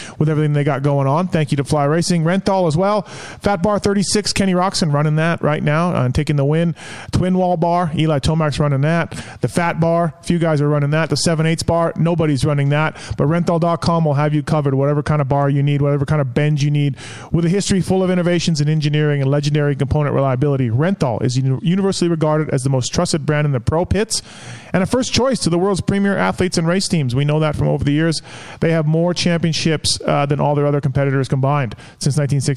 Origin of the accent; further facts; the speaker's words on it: Canada; I'm Canadian